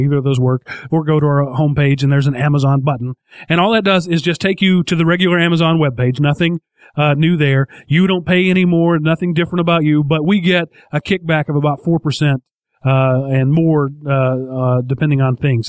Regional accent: United States; being an American

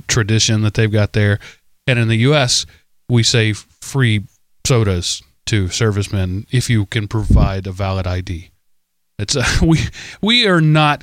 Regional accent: United States; I am an American

